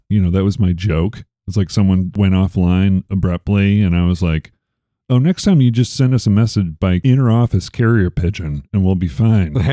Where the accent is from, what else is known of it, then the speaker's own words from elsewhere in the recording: Chicago, Illinois, United States; I'm from Chicago